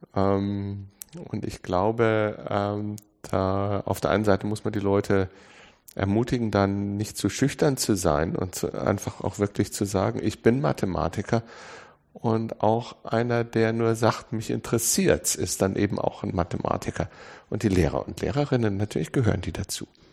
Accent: Munich, Bavaria, Germany; ich bin in München geboren

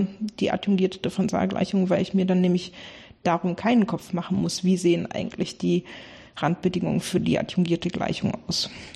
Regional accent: Bremerhaven, Bremen, Germany; ich komme ursprünglich aus Bremerhaven

